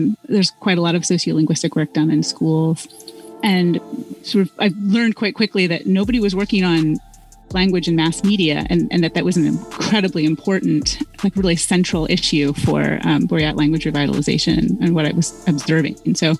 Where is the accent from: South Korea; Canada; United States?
United States; as an American